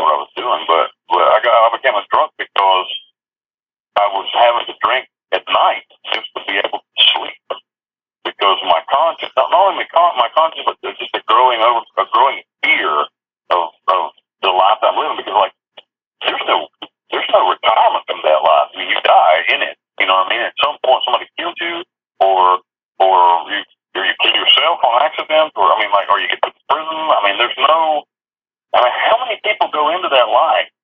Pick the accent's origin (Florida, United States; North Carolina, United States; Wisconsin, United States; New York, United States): North Carolina, United States; moved away as an adult; also born or lived in Kentucky / Costa Rica; now in Panama; I grew up in North Carolina.